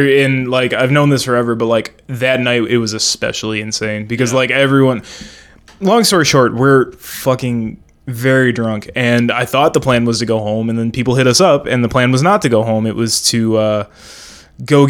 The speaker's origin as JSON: {"language": "English", "town": "Chicago", "region": "Illinois", "country": "United States", "tie": "born or raised there", "said": "most of my family grew up in Tennessee. I grew up in Chicago."}